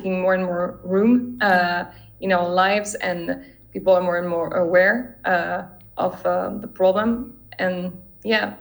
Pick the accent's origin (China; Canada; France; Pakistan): France; my home country, which is France